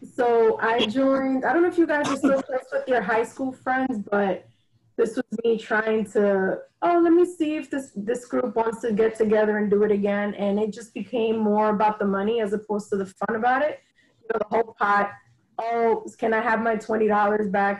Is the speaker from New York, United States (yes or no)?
yes; New York, United States; I'm from New York